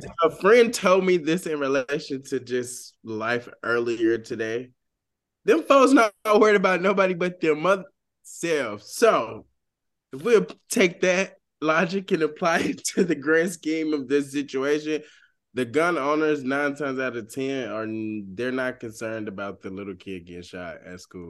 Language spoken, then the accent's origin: English; Georgia, United States; moved away as an adult; also born or lived in Washington, D.C.; I'm from Georgia